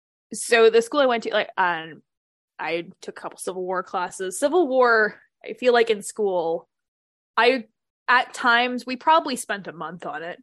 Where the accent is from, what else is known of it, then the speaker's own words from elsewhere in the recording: Virginia, United States; I'm from Virginia.